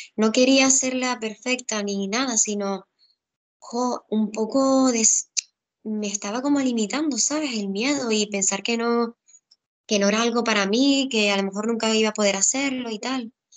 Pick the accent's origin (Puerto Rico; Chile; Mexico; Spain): Spain; Gran Canaria, Canary Islands; also born or lived in Tenerife; yo soy de Gran Canaria